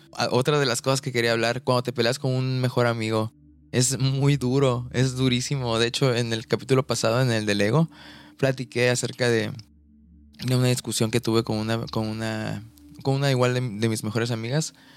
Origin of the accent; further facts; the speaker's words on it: Ciudad del Carmen, Campeche, Mexico; moved away as an adult; now in Mérida, Mexico; el lugar en el que crecí, en Ciudad del Carmen, en Campeche